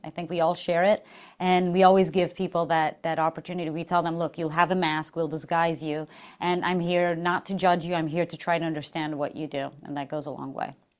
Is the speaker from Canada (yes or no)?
no; Portugal; moved away as an adult; I'm from Portugal, so I flew from far away